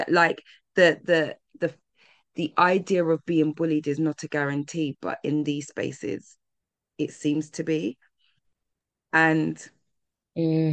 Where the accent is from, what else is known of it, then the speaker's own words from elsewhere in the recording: London, United Kingdom; being a Londoner